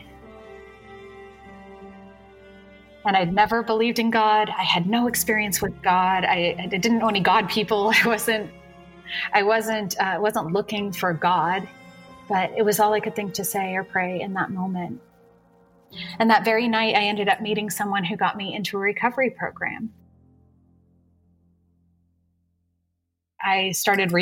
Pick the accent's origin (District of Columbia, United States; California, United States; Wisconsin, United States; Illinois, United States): California, United States; San Francisco Bay Area; So I grew up in the San Francisco Bay Area in a good home, two loving parents and two sisters.